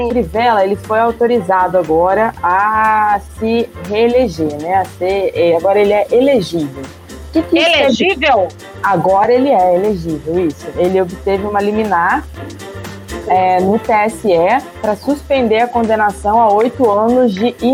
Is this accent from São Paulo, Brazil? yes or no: no; Rio de Janeiro, Brazil; não estou pedindo nem como político, estou pedindo nem como pai, estou pedindo como carioca.